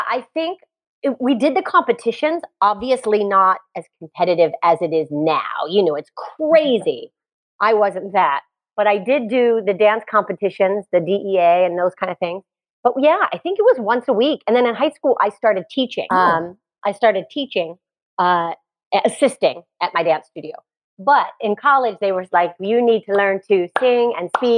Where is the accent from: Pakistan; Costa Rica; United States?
United States; Northern Kentucky; moved away; I grew up in Northern Kentucky